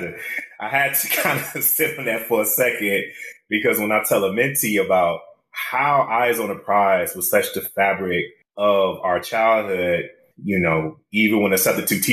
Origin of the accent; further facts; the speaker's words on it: Detroit, Michigan, United States; growing up in Detroit, we had cabarets.